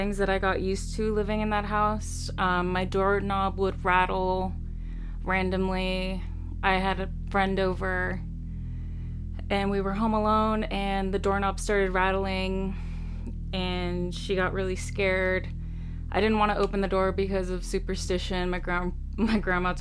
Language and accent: English; California, United States; I grew up in California, near the projects